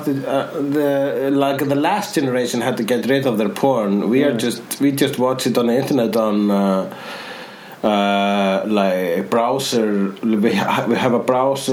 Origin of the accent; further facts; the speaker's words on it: Iceland; I am Icelandic